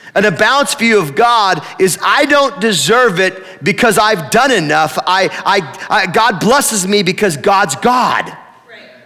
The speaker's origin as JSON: {"language": "English", "town": "Tillamook", "region": "Oregon", "country": "United States", "tie": "born or raised there", "said": "I grew up in Tillamook"}